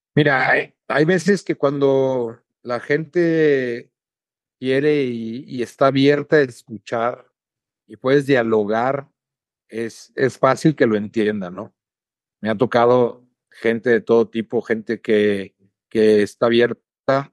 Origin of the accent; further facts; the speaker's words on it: San Luis Potosí, Mexico; mi tierra, en mi plaza, con mi gente